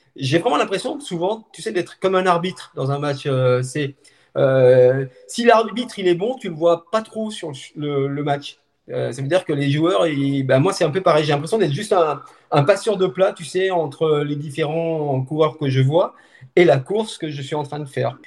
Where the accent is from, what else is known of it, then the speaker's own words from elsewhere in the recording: Haute-Savoie, Auvergne-Rhône-Alpes, France; now in Montpellier, France; je suis originaire de Haute-Savoie, mais je vis donc du côté de Montpellier